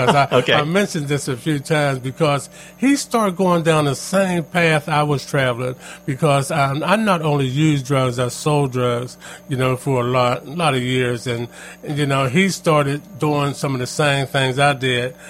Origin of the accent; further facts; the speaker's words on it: Pittsburgh, Pennsylvania, United States; also born or lived in McKeesport, Pennsylvania; I grew up in a Homewood Brushing area of Pittsburgh